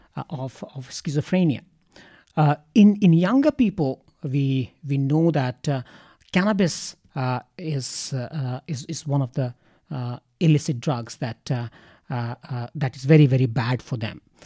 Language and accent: English; Ranchi, Jharkhand, India; moved away as an adult; also born or lived in Kanke; now in Australia; I come from India and, uh, I come from, uh, uh, a city, uh, but, uh, uh, me and my family have house in the outskirts of that city. And that city is called Ranchi.